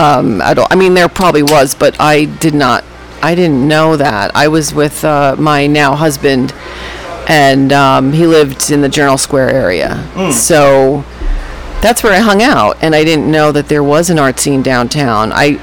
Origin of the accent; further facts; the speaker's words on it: Fort Lee, New Jersey, United States; I am from Fort Lee, New Jersey, and that is where I'm living right now. I moved to Jersey City in 1999 and lived there until the pandemic, and then moved back.